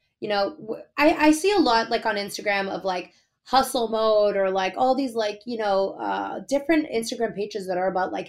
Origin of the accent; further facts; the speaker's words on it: Boston, Massachusetts, United States; I'm from Boston